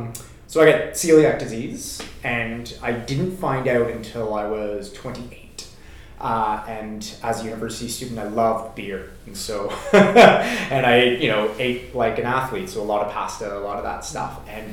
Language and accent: English; Canada; moved away as an adult; I came over from Canada, like I said, about 5 years ago to start my PhD.